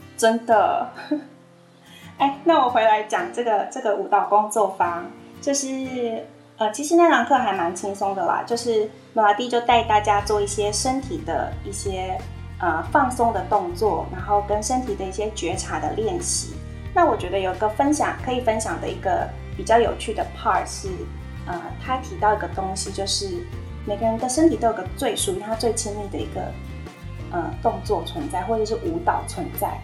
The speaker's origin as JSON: {"language": "Chinese", "country": "Taiwan", "said": "我们台湾人"}